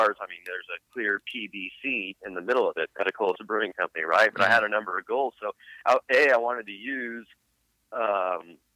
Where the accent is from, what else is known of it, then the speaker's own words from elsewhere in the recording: Texas, United States; I'm from Texas